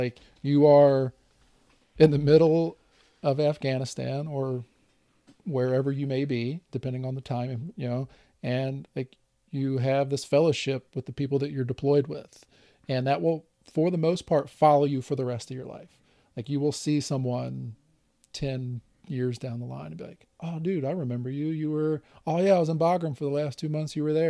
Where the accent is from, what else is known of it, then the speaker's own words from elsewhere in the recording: Louisiana, United States; We're both from Louisiana, and they made a gumbo.